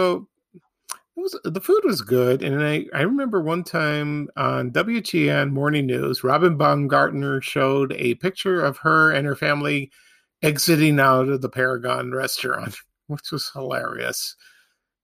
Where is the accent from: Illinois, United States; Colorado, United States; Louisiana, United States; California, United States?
Illinois, United States; Chicago; now in Oak Lawn, United States; growing up on the South Side